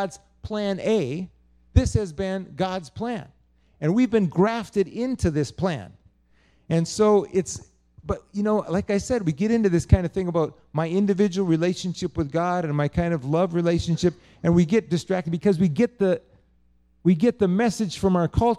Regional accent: United States; my being American

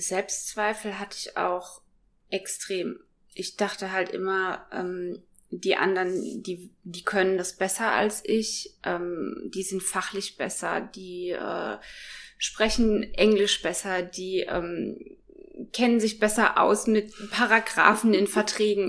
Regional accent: Biblis, Hesse, Germany; moved away as an adult; now in Kempen, Germany; ursprünglich komme ich aber aus äh, Biblis, das ist in Südhessen. Ich bin da geboren und ähm, aufgewachsen

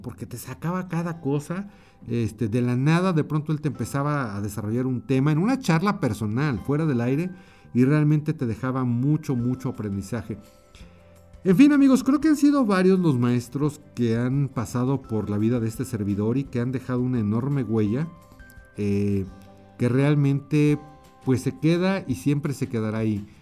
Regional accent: Mexico; also born or lived in Mexico City; aquí en mi país, en México, yo estoy en la Ciudad de México

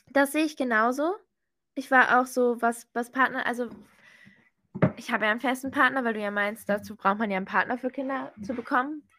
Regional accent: Germany; ich bin Deutsche

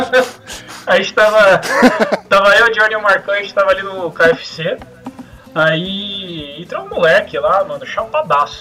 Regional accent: Brazil; a gente é do Brasil

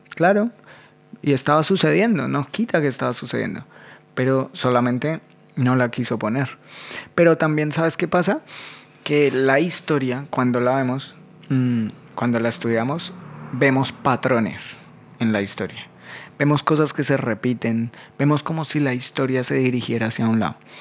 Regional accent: Colombia; now in Buenos Aires, Argentina; yo soy más colombiano que el ajiaco

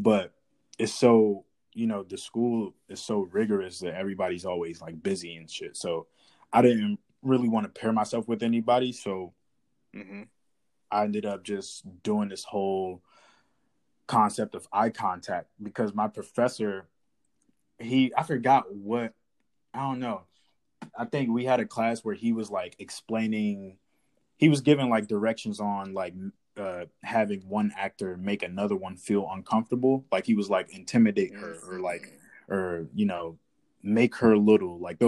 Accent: Washington, District of Columbia, United States; moved away as an adult; now in Atlanta, United States; I'm from Washington, D.C. I'm born and raised there. Right now, I'm based in Atlanta

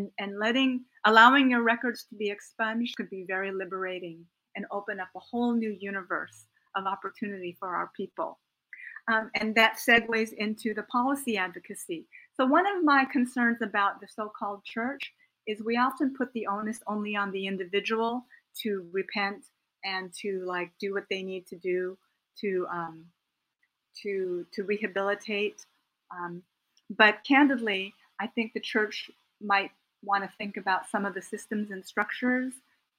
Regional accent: United States; a middle-class Japanese American who speaks English, even though my parents were incarcerated during World War II

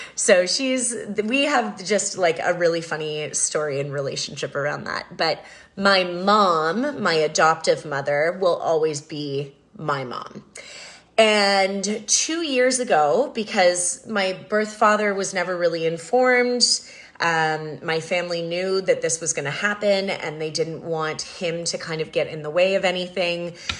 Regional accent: Canada; growing up in Canada

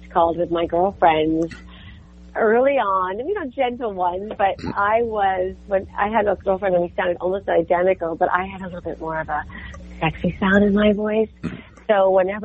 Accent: New York, United States; moved away as an adult; now in Los Angeles, United States; growing up in New York was like an incredible opportunity to be raised in a way that was way too much too early

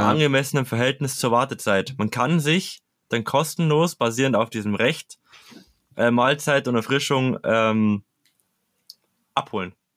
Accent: Bavaria, Germany; ich komme aus Bayern

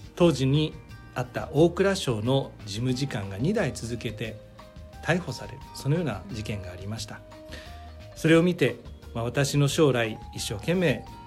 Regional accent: Yokohama, Kanagawa, Japan; 出身は横浜、えー、関東の出身

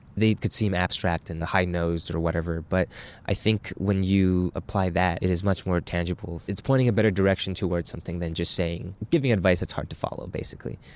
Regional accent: Burnaby, British Columbia, Canada; I grew up in Burnaby, B C, about half an hour out of downtown Vancouver. And before that, uh, I immigrated here with my mother at the age of nine

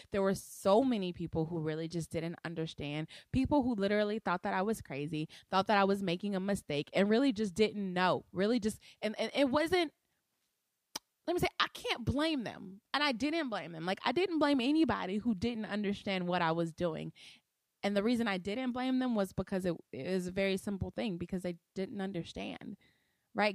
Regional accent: Compton, California, United States; moved away; I was born in Compton, California, at a little house, um, on Pearl Street

